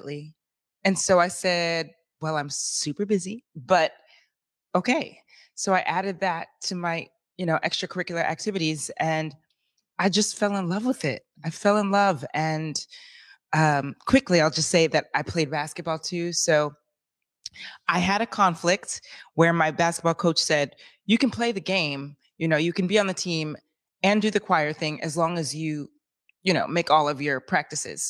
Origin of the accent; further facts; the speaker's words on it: Lakewood, Washington, United States; I'm from Lakewood, Washington, Lakewood representing